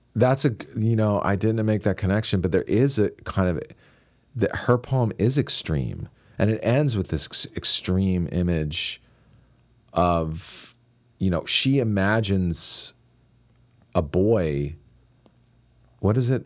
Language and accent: English; Washington, District of Columbia, United States; I grew up in Washington, D C, so I was surrounded by political talk